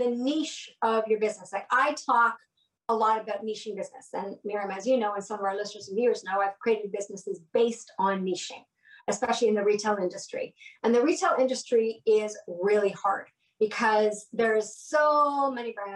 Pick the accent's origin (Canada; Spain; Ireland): Canada; we're Canadian